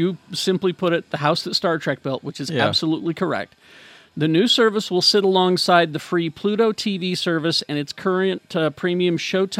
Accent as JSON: {"language": "English", "region": "Oklahoma", "country": "United States", "tie": "born or raised there", "said": "He goes on a list, you know, all these things that you learn growing up in Oklahoma."}